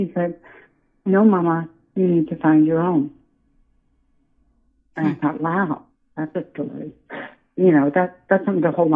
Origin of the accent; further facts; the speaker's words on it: Iowa, United States; now in New England, United States; I'm from Iowa